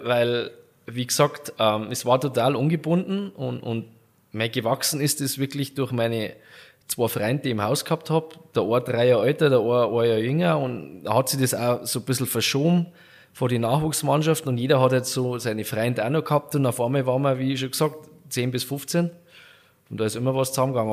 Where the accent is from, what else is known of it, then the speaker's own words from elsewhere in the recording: Garmisch-Partenkirchen, Bavaria, Germany; mein Garmisch ist so, im Winter ist wirklich Skifahren oder Eishockey